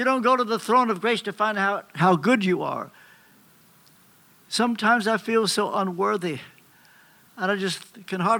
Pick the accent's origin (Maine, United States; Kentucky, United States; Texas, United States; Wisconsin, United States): Kentucky, United States; I'm from Kentucky